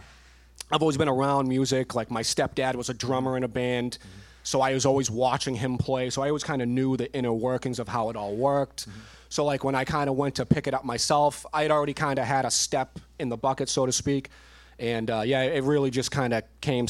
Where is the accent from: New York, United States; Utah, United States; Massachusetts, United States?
Massachusetts, United States; Weymouth; now in Holbrook, United States; I currently live in Holbrook, Mass. I'm from Weymouth.